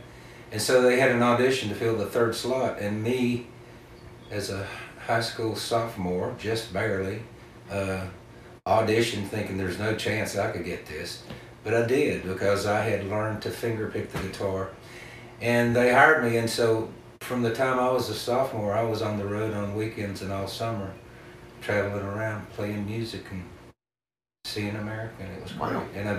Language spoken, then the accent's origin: English; North Carolina, United States; Well, I'm from Western North Carolina. It's where I make my home. My wife and I live there.